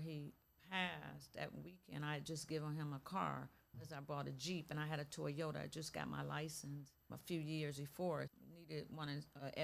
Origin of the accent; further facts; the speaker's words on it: Cleveland, Ohio, United States; Cleveland, born and raised from Cleveland, Ohio, in the inner city of Huff Avenue